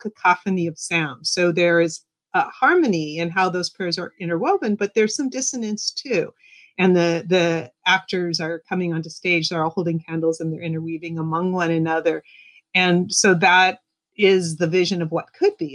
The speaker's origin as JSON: {"language": "English", "country": "United States", "also_born_or_lived": "Seattle", "said": "I'm Jewish American"}